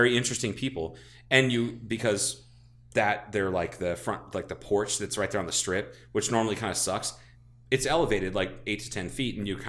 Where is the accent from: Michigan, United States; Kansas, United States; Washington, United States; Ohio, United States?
Ohio, United States; And I feel like I'm from Ohio and I have to fucking say that.